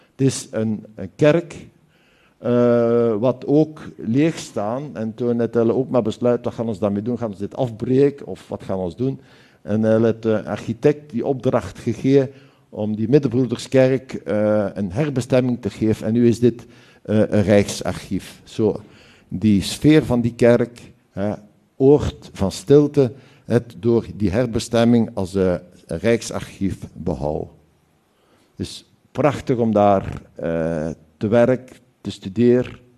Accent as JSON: {"language": "Dutch", "town": "Hasselt", "region": "Flanders", "country": "Belgium", "said": "dit is mijn provincie waar ik vandaan kom, zo ons ligt. Hier is nog een stukje van Nederland en dan is, is heel nabij Duitsland ook. En dit is de skyline van mijn stad"}